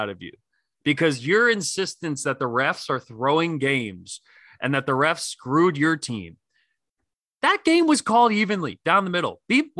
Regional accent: outside of Philly, Pennsylvania, United States; I grew up outside of Philly.

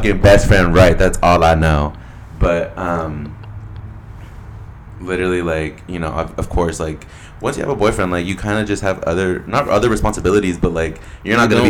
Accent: California, United States; I'm from California.

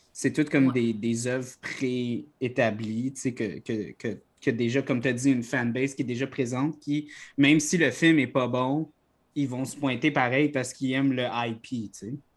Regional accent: Quebec, Canada; notre identité en tant que Québécois

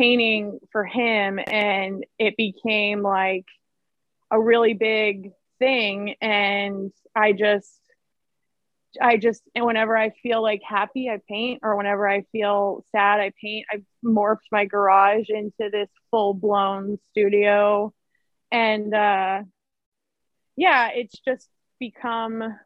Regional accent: Seabrook, Texas, United States; moved away as an adult; now in San Diego, United States; I'm like maybe like 30 minutes from Galveston. So I'm like near like the Seabrook, LaPorte area

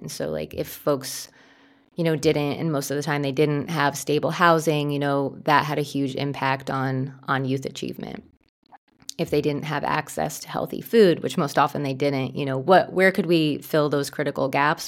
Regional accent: New Jersey, United States; I grew up in New Jersey, and I grew up in a pretty small suburb in New Jersey

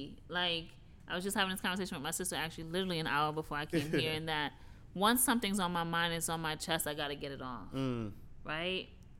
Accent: New York City, New York, United States; moved away as an adult; now in Pennsylvania, United States; growing up in New York

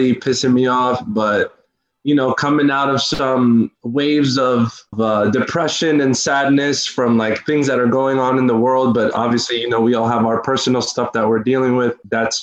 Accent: Westchester, New York, United States; also born or lived in Peekskill / Peru; now in Harlem, New York, United States; I'm Peruvian. 27 years old, from New York, from here, but I grew up more in the Westchester area, like Mount Vernon, Yonkers, White Plains.

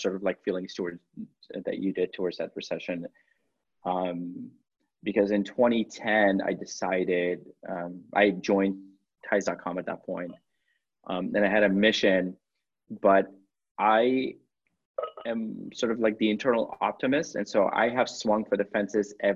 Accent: United States; as American business people

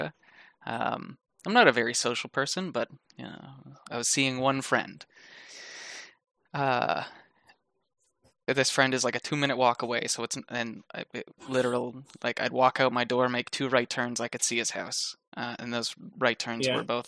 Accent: New Brunswick, Canada; I born and raised in New Brunswick, Canada

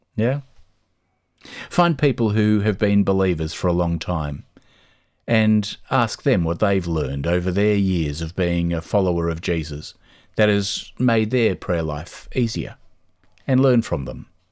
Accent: Australia; moved away as an adult; now in Dublin, Ireland; There are things that we grew up with in Australia that we love and we miss

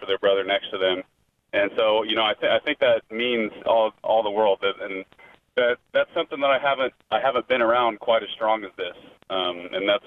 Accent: Lincoln, Nebraska, United States; I grew up in Lincoln

